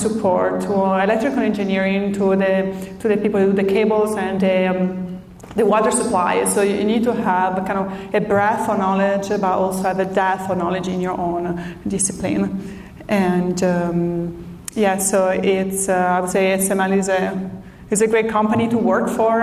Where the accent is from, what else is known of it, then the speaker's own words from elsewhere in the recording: Italy; moved away as an adult; now in San Diego, United States; I'm from Italy originally.